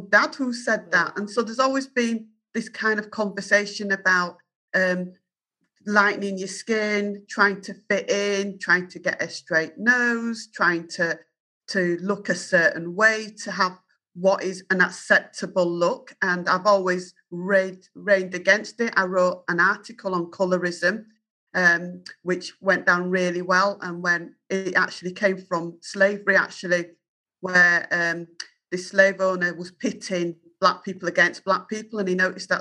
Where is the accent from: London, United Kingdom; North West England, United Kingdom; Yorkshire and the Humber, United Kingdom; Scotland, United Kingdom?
Yorkshire and the Humber, United Kingdom; accent: Yorkshire; my Yorkshire accent